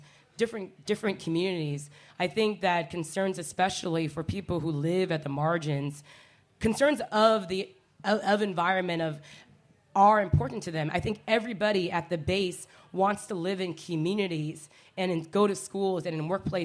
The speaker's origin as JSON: {"language": "English", "town": "Seattle", "region": "Washington", "country": "United States", "tie": "born or raised there", "moved": "as an adult", "said": "I'm born and raised in Seattle, Washington. I came back a year and a half ago to the hometown after a leave of 16 years"}